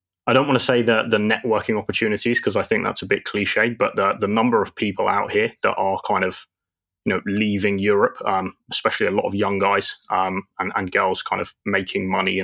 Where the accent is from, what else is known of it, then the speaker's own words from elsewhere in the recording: London, United Kingdom; moved away as an adult; now in Dubai, United Arab Emirates; lived in London my whole life, went traveling a few years ago, and now call Dubai home.